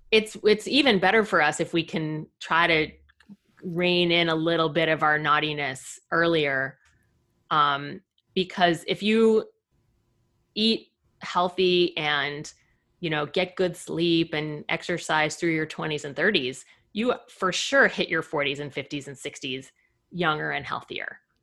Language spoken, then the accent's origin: English; Fort Lauderdale, Florida, United States; moved away as an adult; I grew up in Fort Lauderdale